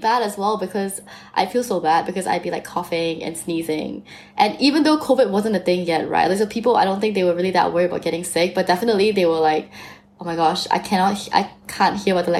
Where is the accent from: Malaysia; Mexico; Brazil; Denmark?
Malaysia; moved away as an adult; now in Cambridge, United Kingdom; as Sophie just said. I'm 21 years old and I'm currently in my third year studying history and politics at the University of Cambridge, and I'm from Malaysia.